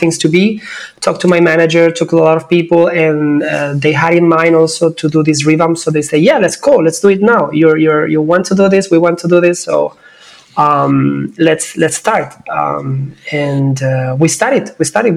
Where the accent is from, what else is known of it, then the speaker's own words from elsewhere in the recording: Cádiz, Andalusia, Spain; moved away as an adult; I'm actually right now living in my hometown. Came back some months ago. I wanted to actually connect back with my roots because I was like for 18 years living in different places and I haven't been able to be here that much. So yeah, south of Spain, Cadiz